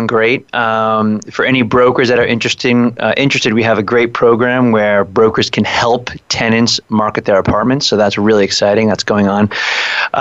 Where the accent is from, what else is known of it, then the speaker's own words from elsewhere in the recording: Long Island, New York, United States; I'm from Long Island